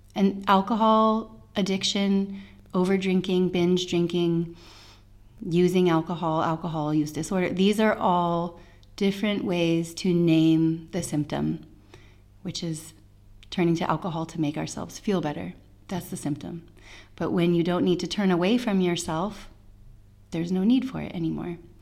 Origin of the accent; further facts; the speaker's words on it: United States; I'm an American